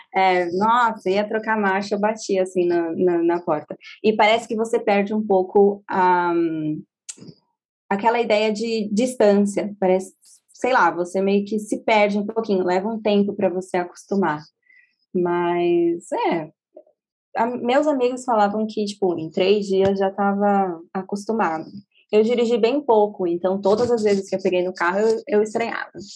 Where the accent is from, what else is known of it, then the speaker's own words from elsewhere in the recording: São Paulo, Brazil; moved away as an adult; also born or lived in Sydney, Australia; lembra minha cidade natal, lembra São Paulo